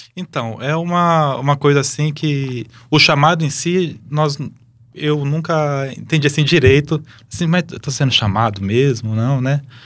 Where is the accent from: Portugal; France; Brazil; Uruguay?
Brazil; Lins, São Paulo; moved away as an adult; now in Campo Grande, Brazil; Sou de Lins, interior de São Paulo